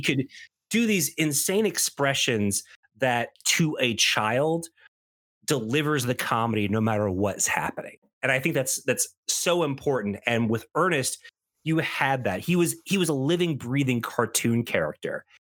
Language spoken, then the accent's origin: English; the South, United States; millennial growing up in the South